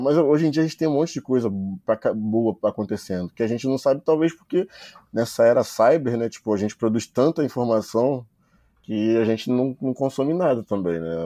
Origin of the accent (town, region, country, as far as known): Brazil